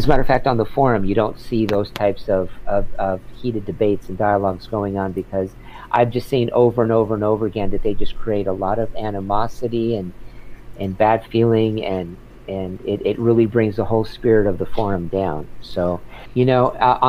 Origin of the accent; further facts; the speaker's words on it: San Diego, California, United States; now in Los Angeles, United States; I grew up in San Diego, so that's wonderful. I grew up in Point Loma